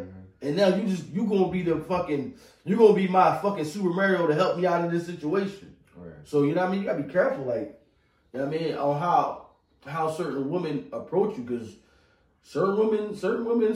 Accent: Philadelphia, Pennsylvania, United States; I'm from North Philly

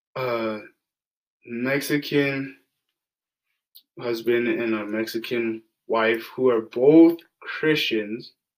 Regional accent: Ajax, Ontario, Canada; I grew up in Ajax, Ontario, which is a predominantly white area.

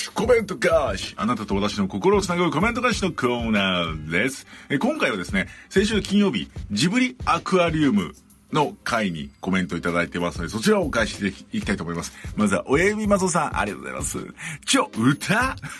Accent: Chiba, Japan; パパさんの出身地の千葉在住で

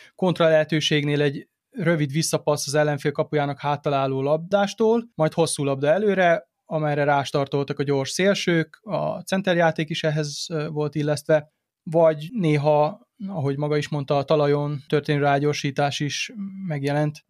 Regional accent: Serbia; gyerekkoromban Szerbiában

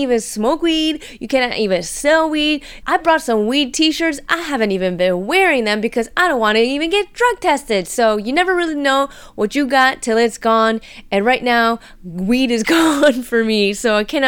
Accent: United States; also born or lived in California; growing up in the United States and living there

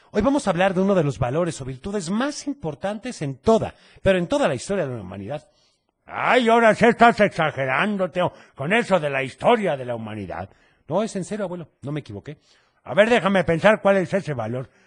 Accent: Zapopan, Jalisco, Mexico; Soy nena de Zapopan, pero esa canción ya la puse ahorita, Teo.

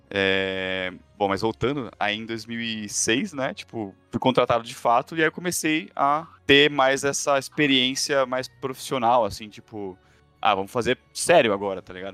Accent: São Paulo, Brazil; also born or lived in London; Eu sou de São Paulo

